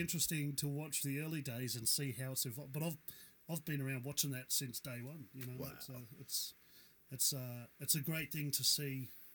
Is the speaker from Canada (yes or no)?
no; Newcastle, New South Wales, Australia; when I was growing up in Newcastle